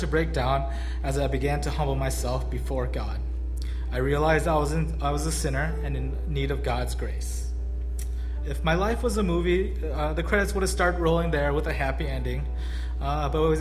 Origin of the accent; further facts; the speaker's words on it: Skokie, Illinois, United States; I grew up close by in Skokie